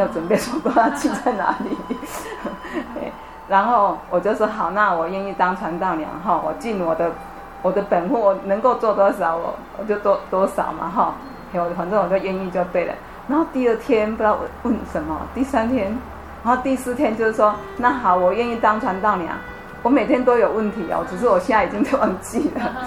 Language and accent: Chinese; Xihu, Changhua County, Taiwan; moved away as an adult; also born or lived in Taipei; 我家乡彰化县修正